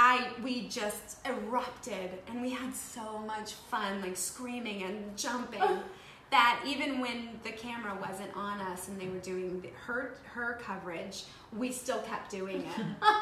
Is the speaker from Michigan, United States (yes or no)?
yes; Michigan, United States; moved away as an adult; also born or lived in the Midwest; now in Los Angeles, United States; And I grew up in Michigan.